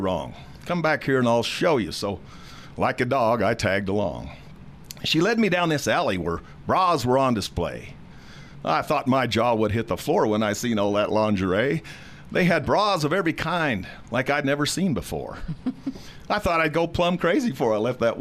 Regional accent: Stratton, Colorado, United States; We all grew up in the town of Stratton, Colorado

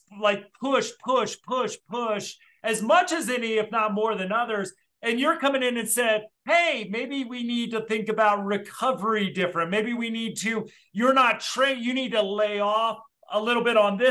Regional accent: Midwest, United States; growing up in the Midwest

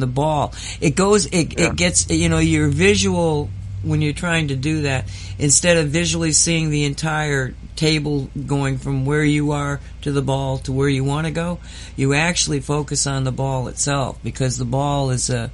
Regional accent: Oxford, Massachusetts, United States; born or raised there; moved away

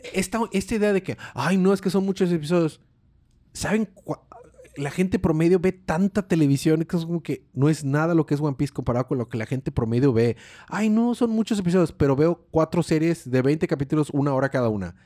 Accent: Mexico

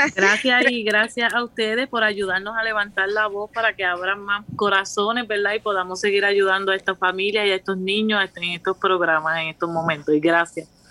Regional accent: Puerto Rico; Yo soy puertorriqueña

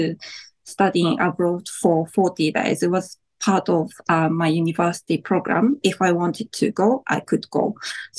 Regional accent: Japan; now in New Zealand; when I lived in Japan

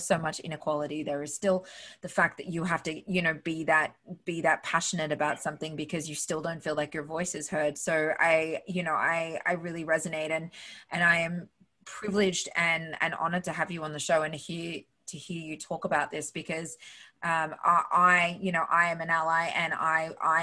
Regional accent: Australia; moved away as an adult; now in United States; I was born in Australia, but my dad was an immigrant to Australia.

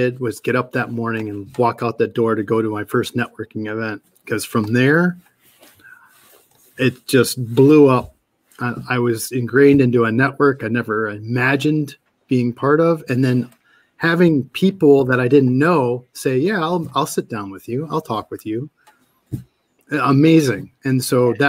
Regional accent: Petoskey, Michigan, United States; also born or lived in Kalamazoo, Michigan / Detroit area, Michigan / Seattle, Washington; now in Lansing, United States; I grew up in Petoskey

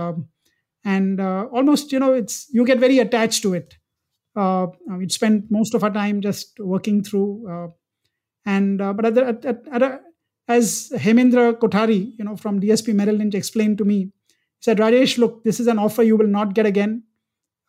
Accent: India; also born or lived in United States

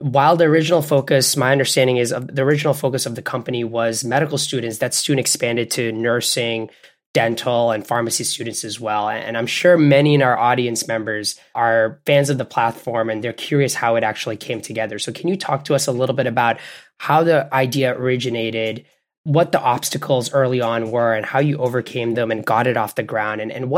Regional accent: Bangladesh; also born or lived in Canada; I grew up in Bangladesh and Canada. And we've brought little parts of ourselves from all those different areas to where we are.

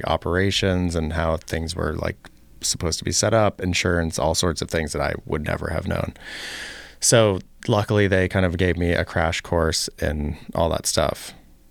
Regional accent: Los Angeles, California, United States; also born or lived in Richmond, Virginia; now in Chicago, United States; I'm from Los Angeles

